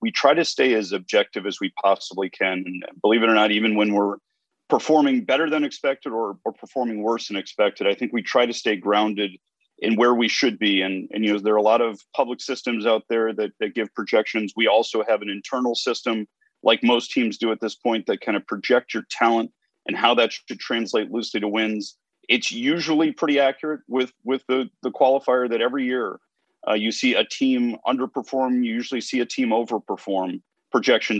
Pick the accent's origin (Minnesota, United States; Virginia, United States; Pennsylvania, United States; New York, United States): Virginia, United States; Northern; moved away; I grew up in Northern Virginia